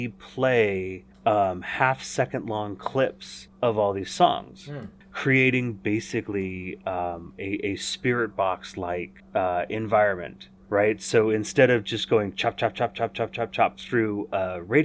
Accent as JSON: {"language": "English", "region": "Northern California", "country": "United States", "tie": "born or raised there", "said": "in the fall of 1976 when I was born here in Northern California"}